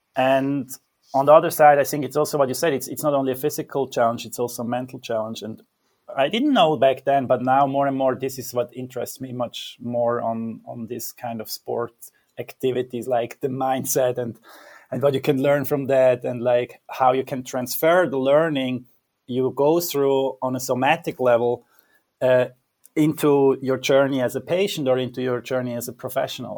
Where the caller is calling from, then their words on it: Zurich, Switzerland; I'm calling from Zurich, Switzerland